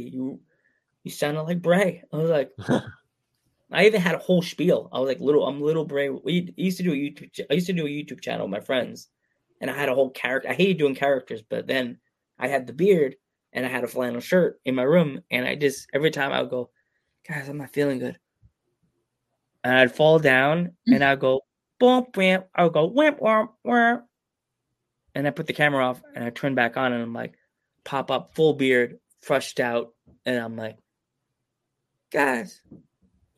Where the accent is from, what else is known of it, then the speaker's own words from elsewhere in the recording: Milford, Pennsylvania, United States; I'm from Pennsylvania